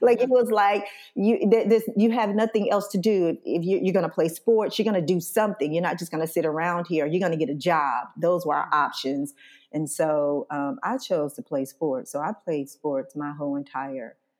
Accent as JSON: {"language": "English", "town": "Scottsboro", "region": "Alabama", "country": "United States", "tie": "born or raised there", "said": "Scottsboro, Alabama, my hometown"}